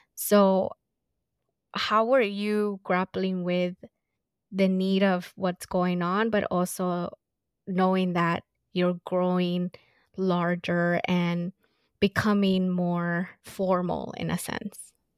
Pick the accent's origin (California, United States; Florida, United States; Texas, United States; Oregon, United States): California, United States; Los Angeles; I grew up in South Central